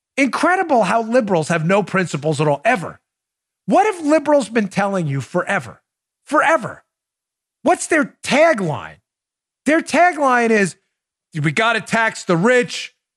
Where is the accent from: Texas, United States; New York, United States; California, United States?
New York, United States; now in Florida, United States; I grew up in New York